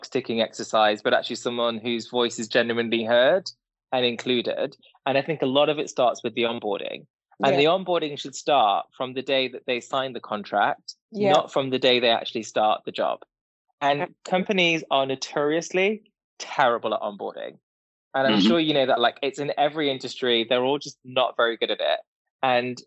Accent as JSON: {"language": "English", "town": "Derby", "region": "East Midlands", "country": "United Kingdom", "tie": "born or raised there", "said": "I was born and bred in a small town called Derby"}